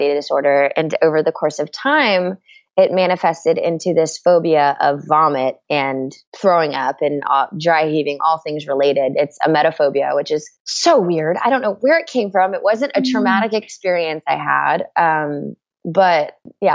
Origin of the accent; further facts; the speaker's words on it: North Carolina, United States; moved away as an adult; now in California, United States; I'm from North Carolina